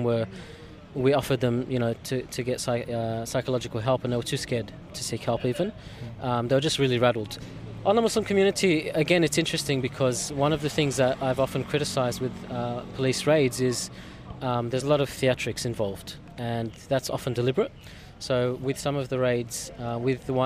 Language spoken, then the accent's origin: English; Melbourne, Victoria, Australia; Growing up in Coburg was interesting because it has a strong Lebanese presence